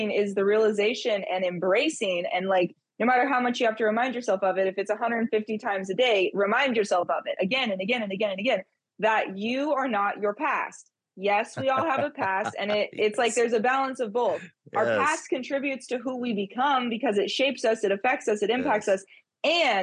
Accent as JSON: {"language": "English", "region": "California", "country": "United States", "tie": "born or raised there", "moved": "as an adult", "said": "I was born and raised in California. I moved around a couple different cities and locations in the state, but that's where I was from"}